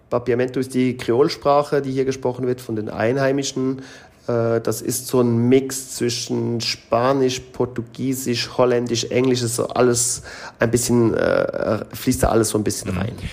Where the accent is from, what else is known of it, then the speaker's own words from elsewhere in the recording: Switzerland; moved away as an adult; also born or lived in Mexico; now in Curaçao; als Schweizer, wo halt vieles in der Schweiz durchorganisiert ist